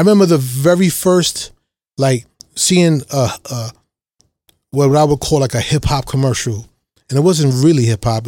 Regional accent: New York City, New York, United States; I grew up in Lower East Side, Harlem, and then Brooklyn

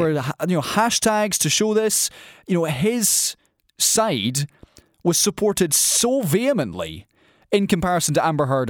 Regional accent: Scotland, United Kingdom; a Scottish person

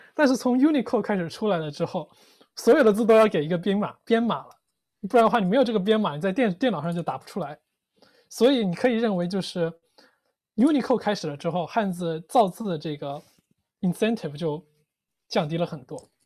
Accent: Hunan, China; moved away; 我作为一个湖南人

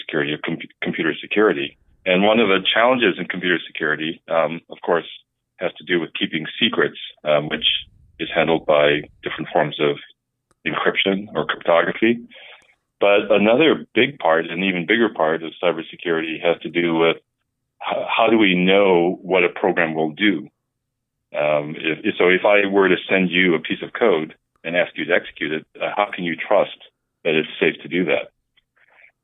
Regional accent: Houghton, Michigan, United States; moved away as an adult; also born or lived in Columbus / Pittsburgh; I actually grew up not too far from Madison in Upper Michigan, a little town called Houghton

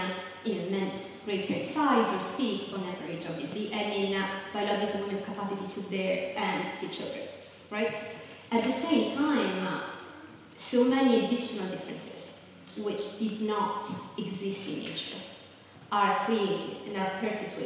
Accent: Southern Italy, Italy; I'm from Southern Italy

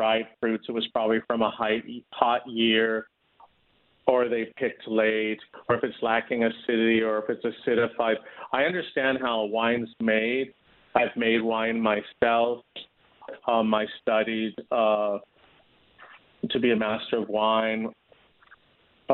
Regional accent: Los Angeles, California, United States; also born or lived in Newport Beach, California / Utah / Wisconsin; I was born and raised in Los Angeles and actually in Hancock Park, and then moved as a teenager to Newport Beach

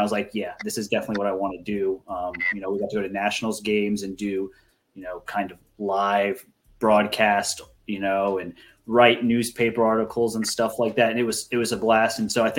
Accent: South Florida, United States; moved away as an adult; also born or lived in Miami; now in Maryville, United States; growing up in South Florida.

